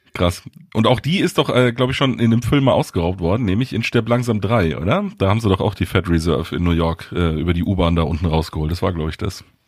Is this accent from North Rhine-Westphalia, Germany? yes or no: no; Munich, Bavaria, Germany; Ich bin in München aufgewachsen